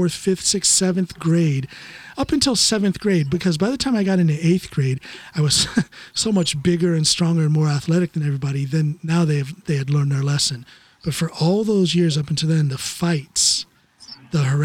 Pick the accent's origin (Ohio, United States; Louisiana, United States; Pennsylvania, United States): Ohio, United States; Norton; also born or lived in Akron, Ohio; We grew up, or I was born rather, in Akron and lived the first 7 years of my life in Goodyear Heights. So then when we moved to Norton